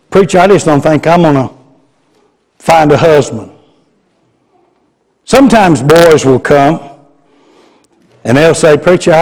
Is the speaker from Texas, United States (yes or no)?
yes; Garland, Texas, United States; also born or lived in Chattanooga, Tennessee; Garland, my hometown